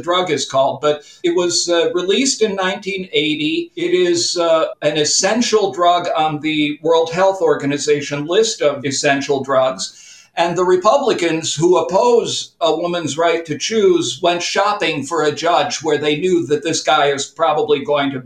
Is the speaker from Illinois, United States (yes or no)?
yes; Chicago, Illinois, United States; now in Latvia; I grew up in Chicago